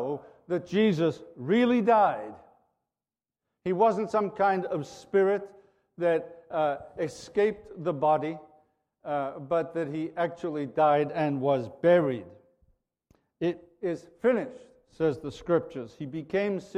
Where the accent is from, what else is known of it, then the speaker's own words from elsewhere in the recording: Liverpool, North West England, United Kingdom; a fellow Liverpudlian